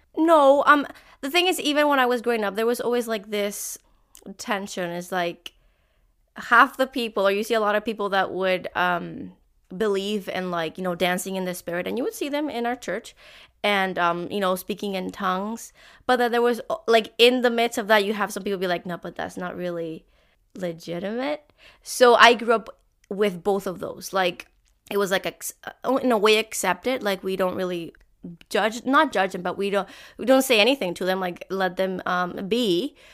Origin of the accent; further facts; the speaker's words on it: Puerto Rico; now in Canada; I am from Puerto Rico, and I grew up in a, an alliance church